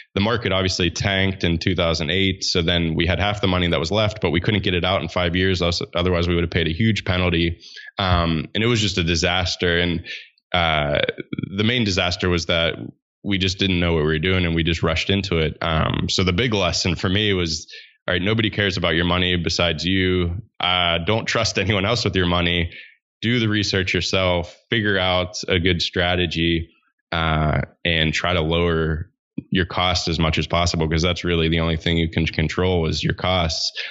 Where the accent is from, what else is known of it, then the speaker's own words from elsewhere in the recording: Pittsburgh, Pennsylvania, United States; I grew up in Pittsburgh, Pennsylvania